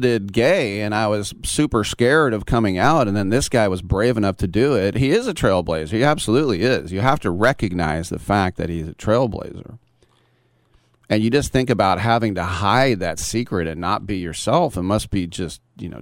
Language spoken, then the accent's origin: English; Bay Area, California, United States; I'm from the Bay Area